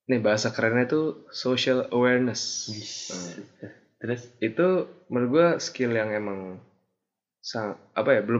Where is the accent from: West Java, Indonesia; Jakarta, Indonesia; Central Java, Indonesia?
Jakarta, Indonesia; now in Bandung, Indonesia; asal SMA Jakarta yang kayak emang orang-orangnya beda